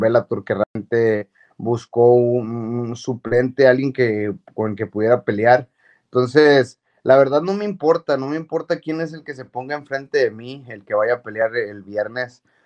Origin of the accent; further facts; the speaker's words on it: Monterrey, Nuevo León, Mexico; moved away as an adult; also born or lived in New Mexico, United States; a mi Monterrey